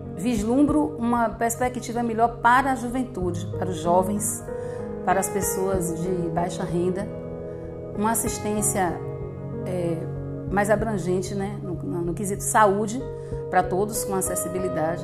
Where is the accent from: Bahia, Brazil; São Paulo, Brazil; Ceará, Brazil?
Bahia, Brazil; Camacã; Eu nasci em São João do Panelinha, município de Camacã. Morei lá dos 7 aos 12